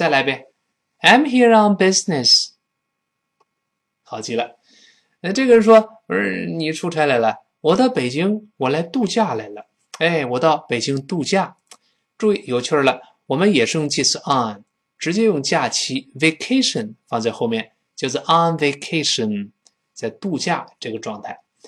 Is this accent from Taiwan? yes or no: no; China; 我们中国人不习惯。